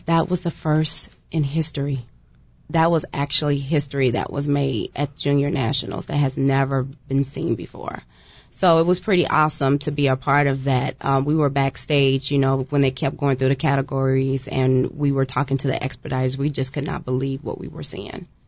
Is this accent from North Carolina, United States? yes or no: no; Fort Worth, Texas, United States; I'm from Fort Worth, Texas, so I'm right there by Dallas.